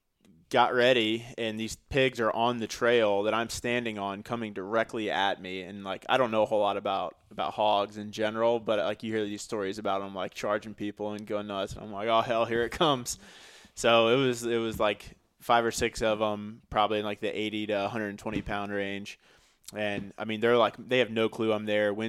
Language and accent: English; Missouri, United States; now in Greenville, United States; I grew up in Missouri